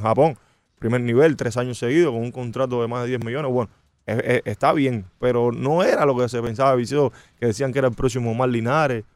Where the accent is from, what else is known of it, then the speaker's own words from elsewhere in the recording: Santa Clara, Villa Clara, Cuba; now in Miami, United States; de la ciudad donde yo nací, de Santa Clara